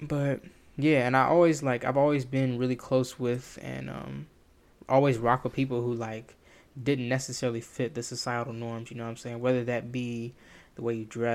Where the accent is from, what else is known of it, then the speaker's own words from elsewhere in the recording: the South, United States; Me being a young black male, born and raised in the South